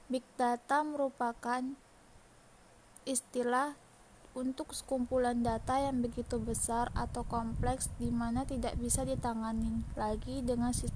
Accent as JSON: {"language": "Indonesian", "town": "Tanjung Pinang", "region": "Riau Islands", "country": "Indonesia", "tie": "born or raised there", "said": "Umur saya 18 tahun, tempat dan tanggal lahir Tanjung Pinang 2 Mei 2003. Saya tinggal di kilometer 15 arah Uban. Asal sekolah saya SMK Negeri 4 Tanjung Pinang."}